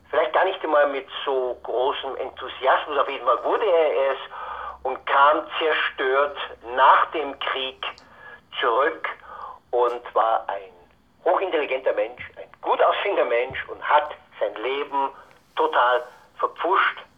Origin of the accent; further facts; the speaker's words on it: Altötting, Bavaria, Germany; born there; ich bin in Altötting geboren, ich bin ein Nach Nachkriegskind.